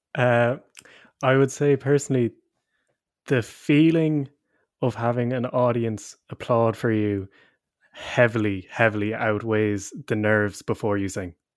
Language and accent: English; Leinster, Ireland; moved away as an adult; also born or lived in Cork; I'm from up the country, I'm from Leash myself